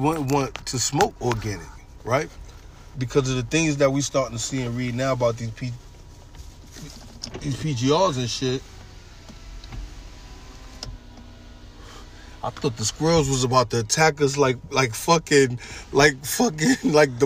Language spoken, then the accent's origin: English; New York, United States; moved away; I'm coming from New York